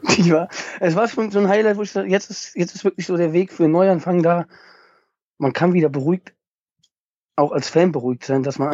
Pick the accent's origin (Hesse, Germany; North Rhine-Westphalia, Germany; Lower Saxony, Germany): North Rhine-Westphalia, Germany; Oberbergischer Kreis; Ich ähm, komme aus Nordrhein-Westfalen, genau genommen aus dem Oberbergischen Kreis